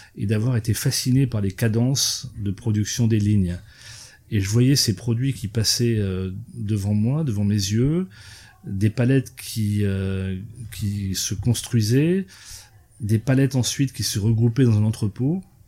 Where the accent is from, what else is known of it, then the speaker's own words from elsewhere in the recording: eastern France, France; je suis originaire de l'est de la France et que j'ai grandi avec ça